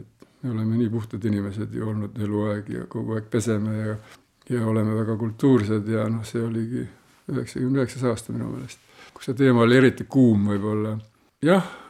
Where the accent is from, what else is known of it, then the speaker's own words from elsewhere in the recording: Raikküla, Rapla County, Estonia; ma ise olen pärit Raikülast, sellisest väga kuulsast kohast Põhja-Eestist